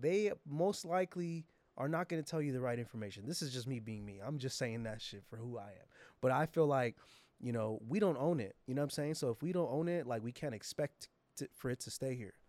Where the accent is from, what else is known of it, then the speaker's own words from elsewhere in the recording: San Jose, California, United States; San Jose, my hometown